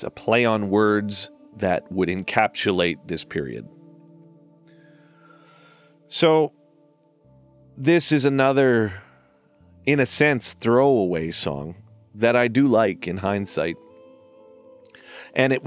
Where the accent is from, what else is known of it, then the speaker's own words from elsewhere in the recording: Surrey, British Columbia, Canada; I was raised in a part of British Columbia called Surrey